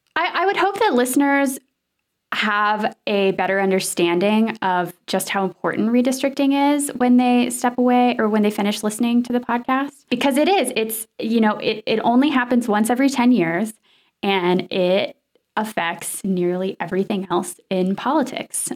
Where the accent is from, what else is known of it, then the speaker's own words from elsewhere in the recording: Nashville, Tennessee, United States; where I grew up in Nashville